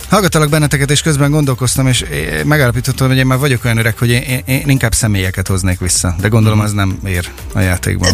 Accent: Makó, Csongrád-Csanád, Hungary; Én Makon nőttem föl, nekem Makon a Marospart, a fák illata, a kertünk

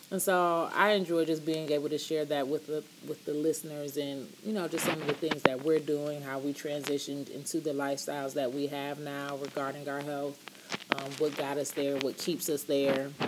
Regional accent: Canada; And, you know, we're all from Canada. Like, we grew up in Canada, but our parents are not from here.

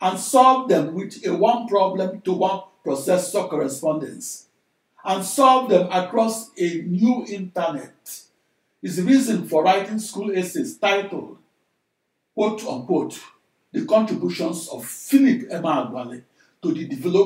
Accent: Nigeria; moved away as an adult; now in United States; I'm a Nigerian-born large-scale computational fluid dynamics engineer who came of age in the USA

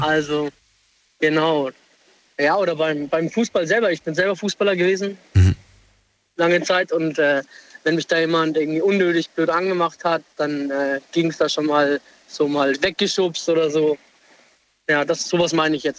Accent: near Würzburg, Bavaria, Germany; now in Homburg, Germany; Ich komm, äh, ursprünglich aus der Nähe von Würzburg

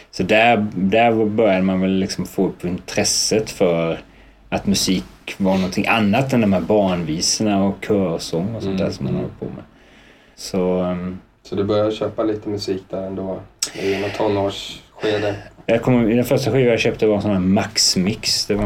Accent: Trekanten, Kalmar County, Sweden; also born or lived in Blomstermåla; Jag är uppväxt i Trekanten, ett litet samhälle som ligger eh, två mil utanför Kalmar. Ja. Eh, ett, eh, en riktig sån svensk små, småortsidyll, verkligen. Så där bodde jag

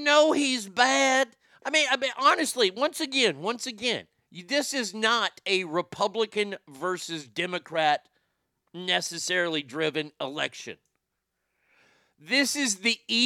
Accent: United States; as an American

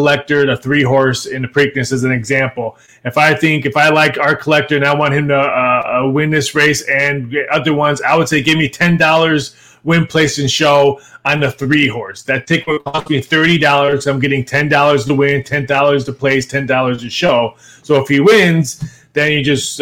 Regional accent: Midwest, United States; moved away; I grew up in the Midwest

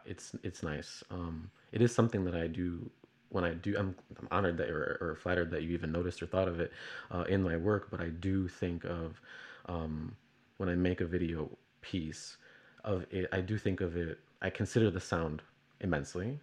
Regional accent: Chicago, Illinois, United States; I'm, uh, from Chicago.

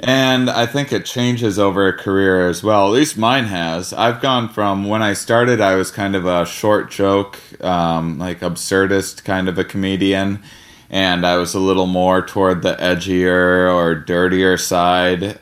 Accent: Wisconsin, United States; I'm from Wisconsin

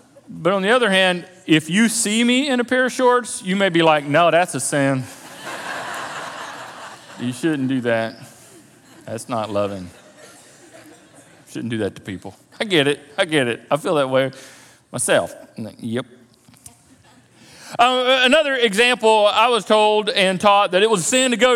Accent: the South, United States; a Christian culture and religious culture growing up in the South

